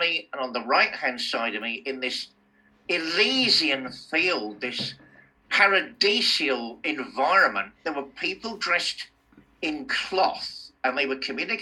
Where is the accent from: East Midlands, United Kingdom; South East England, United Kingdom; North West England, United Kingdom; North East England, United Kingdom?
South East England, United Kingdom; Fareham; moved away; Growing up in Fareham in Hampshire, you know, I used to hate it